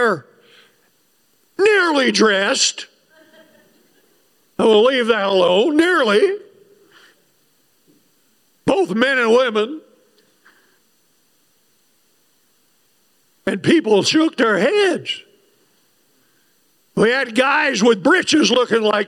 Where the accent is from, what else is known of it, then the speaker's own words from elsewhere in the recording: Wilder, Idaho, United States; I'm from Wilder